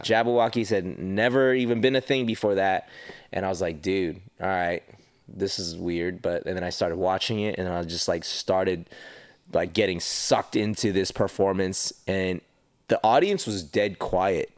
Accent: Los Angeles, California, United States; also born or lived in Panorama City, California / Las Vegas; I was born in Panorama City, lived my childhood in Northridge, California

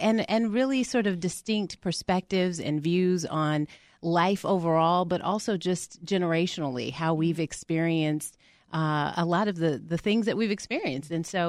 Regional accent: Albuquerque, New Mexico, United States; now in Atlanta, United States; I'm based out of Atlanta, mm-hmm. and I'm originally from Albuquerque, New Mexico.

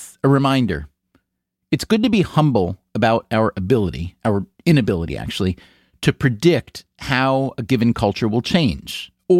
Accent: United States; about being American today.

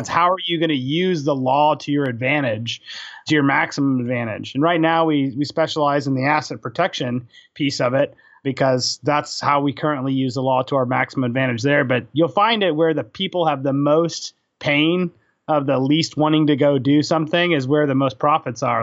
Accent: Houston, Texas, United States; also born or lived in Albany, New York; now in Austin, United States; I'm originally from Houston

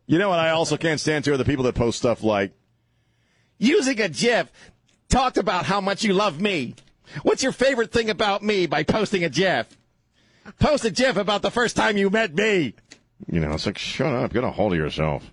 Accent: East Coast, United States; I'm from the East Coast. We don't like to we don't like our lips and tongues to touch the bone.

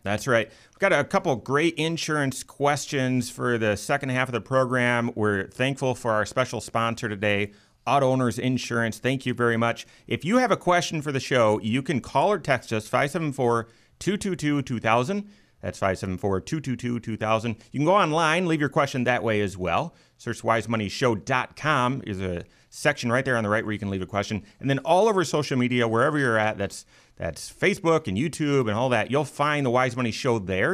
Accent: Michigan, United States; now in Indiana, United States; I grew up in Michigan

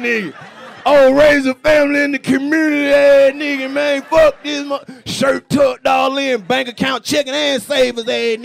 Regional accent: the South, United States; I'm from the South. It don't get that cold where I stay.

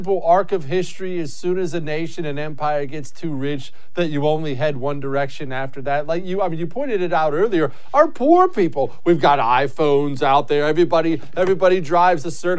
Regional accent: Texas, United States; I'm from the Republican suburbs of Texas.

